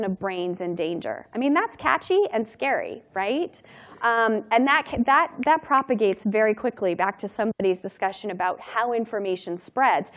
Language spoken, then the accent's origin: English; Durango, Colorado, United States; My hometown in Durango, Colorado